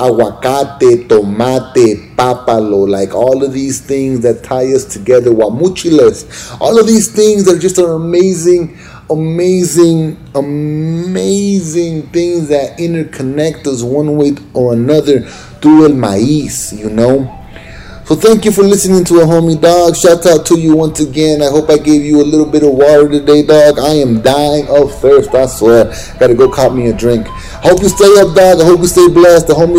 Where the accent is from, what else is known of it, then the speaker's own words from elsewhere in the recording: Los Angeles, California, United States; I grew up in East LA and I saw the beauty of my culture there